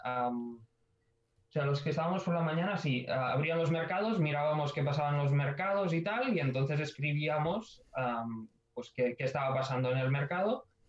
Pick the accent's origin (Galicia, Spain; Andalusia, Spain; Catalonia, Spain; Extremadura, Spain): Catalonia, Spain; Ebro Delta; moved away as an adult; now in Barcelona, Spain; Yo soy del Delta del Ebro y, y estaba dos horas de aquí de Barcelona.